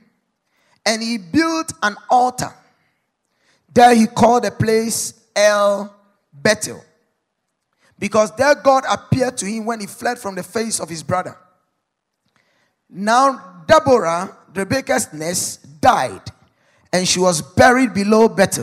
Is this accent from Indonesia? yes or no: no; Ghana; as a Ghanaian